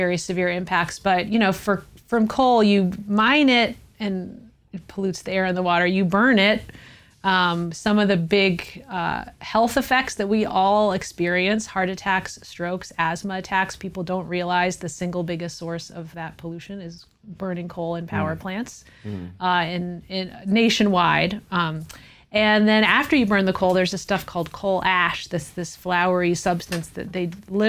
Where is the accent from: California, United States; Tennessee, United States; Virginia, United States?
Tennessee, United States; East; So I grew up in East Tennessee in the Smoky Mountains